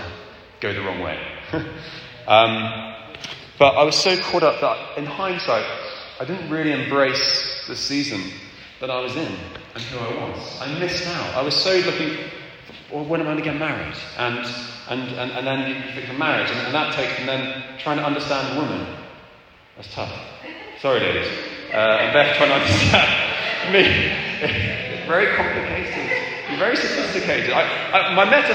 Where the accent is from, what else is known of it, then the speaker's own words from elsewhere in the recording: England, United Kingdom; moved away; also born or lived in Zimbabwe; I'm English